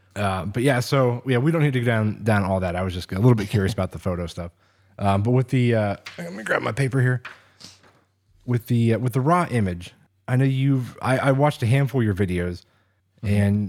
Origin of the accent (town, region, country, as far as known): Oil City, Pennsylvania, United States; born or raised there